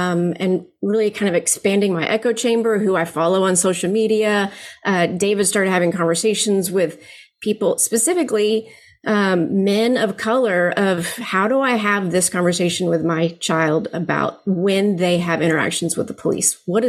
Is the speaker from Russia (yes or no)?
no; Philippines; now in United States; I grew up in the Philippines, my parents were missionaries there. So I have very kind of a different worldview than just kind of living in Texas my whole life.